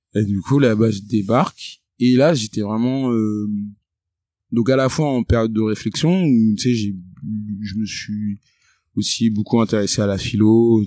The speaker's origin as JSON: {"language": "French", "town": "Créteil", "region": "Île-de-France", "country": "France", "tie": "born or raised there", "also_born_or_lived": "England", "moved": "yes", "said": "Je suis né à Créteil, en 94"}